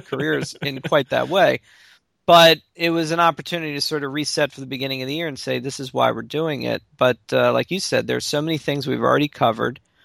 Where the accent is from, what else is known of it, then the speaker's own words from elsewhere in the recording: Baltimore, Maryland, United States; I grew up in Baltimore, Maryland, or really outside Baltimore, and am still there to this day